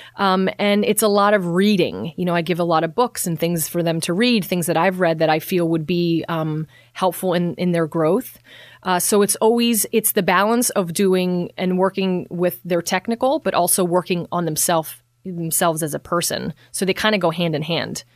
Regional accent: Bethlehem, Pennsylvania, United States; also born or lived in West Palm Beach; I've born and raised in Bethlehem

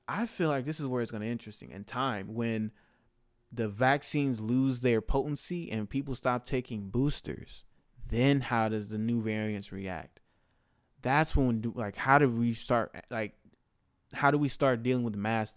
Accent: United States; as of American, living in America

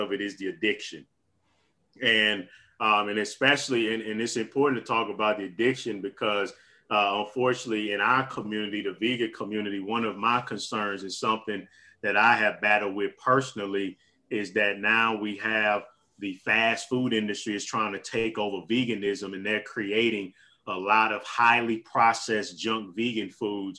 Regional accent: St. Louis, Missouri, United States; I have been restricted to my hometown of St. Louis, Missouri.

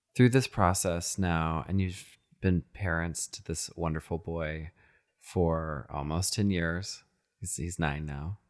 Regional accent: Texas, United States; I, I grew up in Texas

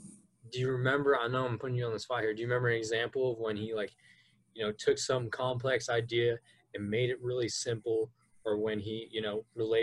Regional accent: Fresno, California, United States; I remember growing up in Fresno

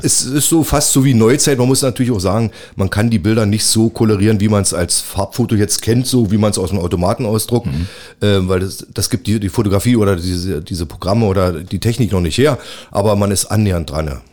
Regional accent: Cottbus, Brandenburg, Germany; Das ist meine Heimatstadt

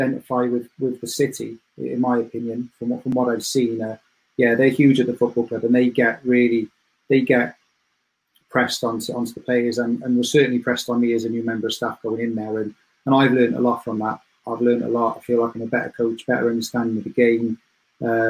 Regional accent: Cardiff, Wales, United Kingdom; moved away as an adult; now in Sheffield, United Kingdom; I'm from Cardiff

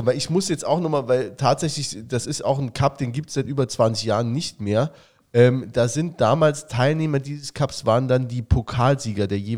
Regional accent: Saarland, Germany; sage, ich bin aus Saarland, Saarland geil

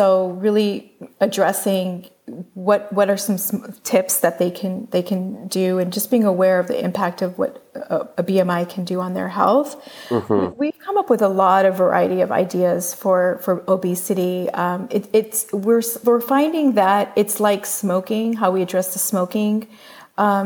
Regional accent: United States; we as an American culture

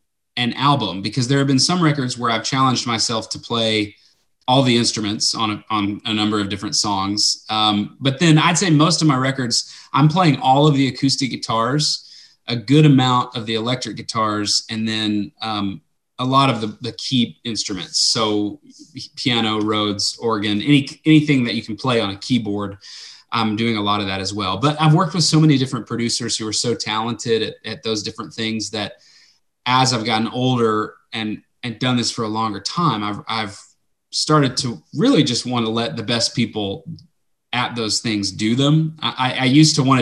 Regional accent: Lubbock, Texas, United States; also born or lived in South Arkansas; I grew up in Lubbock

